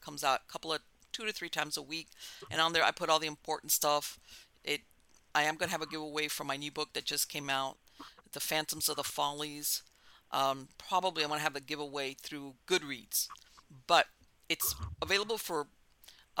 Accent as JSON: {"language": "English", "town": "Miami", "region": "Florida", "country": "United States", "tie": "born or raised there", "also_born_or_lived": "Hialeah, Florida", "moved": "as an adult", "lives_now": "North Florida, United States", "said": "I was born and raised in Miami"}